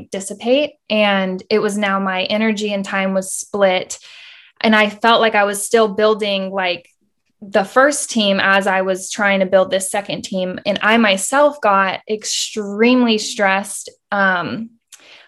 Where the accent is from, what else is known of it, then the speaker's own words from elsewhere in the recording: Austin, Texas, United States; I'm from Austin, Texas